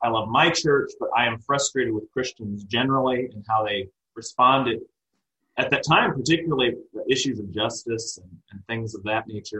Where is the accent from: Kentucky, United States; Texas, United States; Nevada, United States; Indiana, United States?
Indiana, United States; Plymouth; now in Lapel, United States; I grew up near Plymouth, Indiana, and I was I was raised on a farm